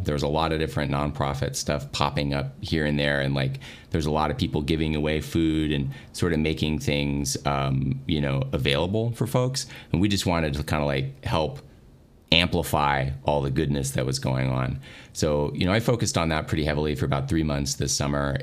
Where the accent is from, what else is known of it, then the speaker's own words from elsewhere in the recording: Dallas, Texas, United States; I'm from the Dallas area. I've lived here for a long time